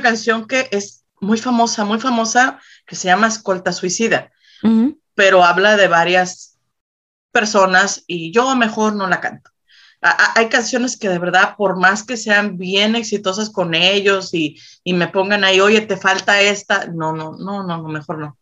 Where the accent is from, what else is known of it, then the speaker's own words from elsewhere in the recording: Reynosa, Tamaulipas, Mexico; yo soy de Reynosa, Tamaulipas